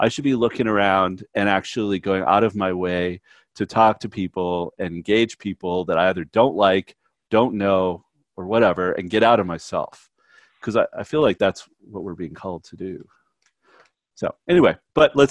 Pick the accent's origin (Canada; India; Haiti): Canada; I'm Canadian and by nature